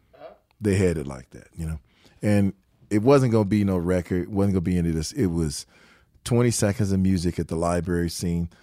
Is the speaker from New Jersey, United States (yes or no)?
no; Detroit, Michigan, United States; moved away; we are from Detroit